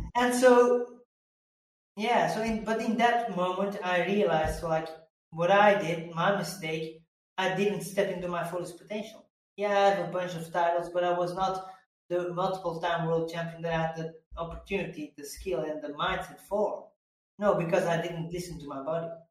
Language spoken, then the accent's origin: English; Belgium; I come from Belgium